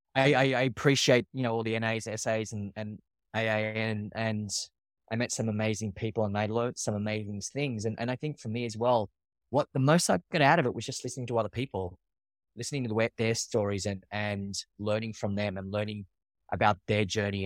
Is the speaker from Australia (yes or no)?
yes; Australia; moved away as an adult; now in New York, United States; I'm from Australia. I do now live in New York. I've been in New York for the past twelve years.